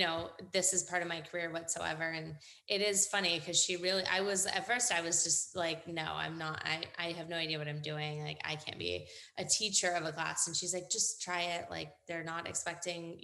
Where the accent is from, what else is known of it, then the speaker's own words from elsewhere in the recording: Northern California, United States; now in San Diego, United States; I am from Northern California originally